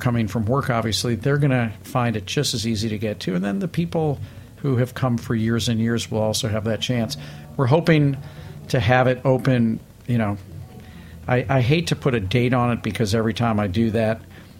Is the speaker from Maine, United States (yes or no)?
no; St. Louis, Missouri, United States; now in New York City, United States; I'm from St. Louis